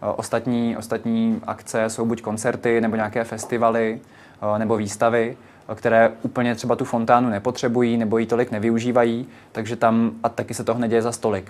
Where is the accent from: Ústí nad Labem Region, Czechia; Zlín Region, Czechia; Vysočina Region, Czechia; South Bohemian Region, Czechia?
Vysočina Region, Czechia; now in Prague, Czech Republic; já stále nejsem z Prahy, jsem z Vysočiny